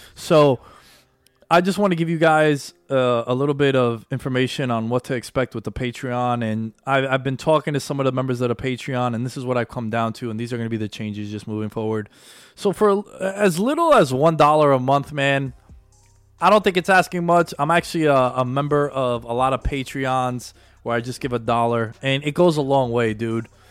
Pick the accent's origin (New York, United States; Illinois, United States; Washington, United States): New York, United States; New York City; now in Long Island, United States; Born and raised in Queens. I live in Long Island, but I'm a Queens boy at heart.